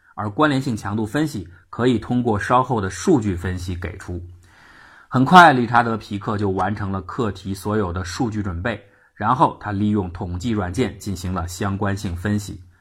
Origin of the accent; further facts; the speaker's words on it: China; 我们中国人所说的烧心